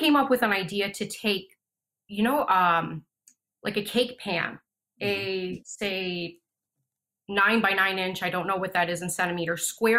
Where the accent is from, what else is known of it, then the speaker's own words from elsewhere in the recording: United States; moved away as an adult; also born or lived in Florida / Canada / Malaysia / Lanzarote; So I was born and raised in the United States.